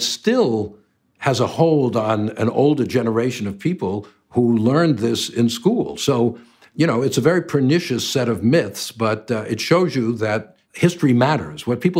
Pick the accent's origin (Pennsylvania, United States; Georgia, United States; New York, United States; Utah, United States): New York, United States; Long Island; I grew up in Long Island near New York City, a suburb.